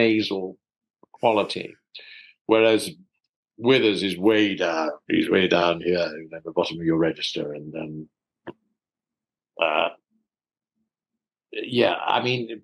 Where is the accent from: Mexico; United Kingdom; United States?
United Kingdom; London; I was born and brought up in South London, so I'm a South Londoner.